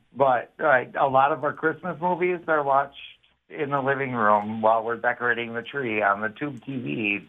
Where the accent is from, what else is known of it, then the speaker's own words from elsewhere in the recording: Hartford, Connecticut, United States; I mean, obviously I'm from Hartford because I don't say buttons. I say buttons.